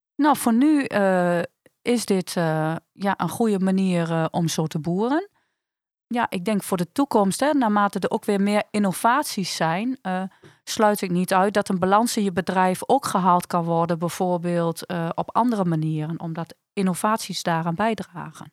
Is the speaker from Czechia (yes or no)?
no; Netherlands; wij als Nederlanders